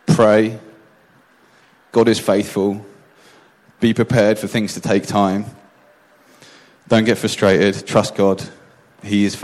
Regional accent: United Kingdom; moved away as an adult; now in Gothenburg, Sweden; I'm used to as a Brit

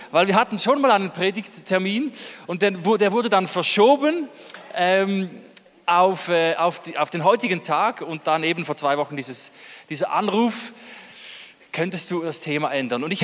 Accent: Eastern Switzerland, Switzerland; wir kommen aus derselben Ecke, aus der Ostschweiz. Also wenn wir beide Hochdeutsch sprechen, hört man es nicht, aber sonst würde man es hören.

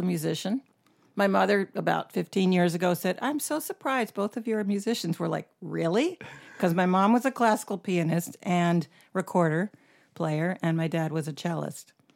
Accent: Knightdale, North Carolina, United States; moved away as an adult; also born or lived in Syracuse, New York / Atlanta; now in Florence, United States; I grew up in, uh, Syracuse, New York for the first nine years, and then North Carolina for the next nine

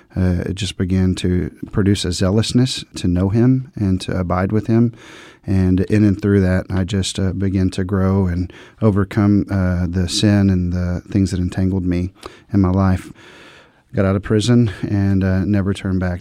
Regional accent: Dallas, Texas, United States; I grew up in the Dallas, Fort Worth, Texas area

